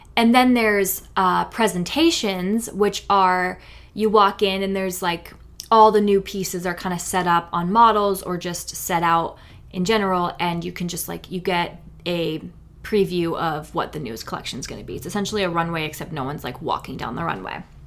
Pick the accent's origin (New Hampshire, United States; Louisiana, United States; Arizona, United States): New Hampshire, United States; I grew up in New Hampshire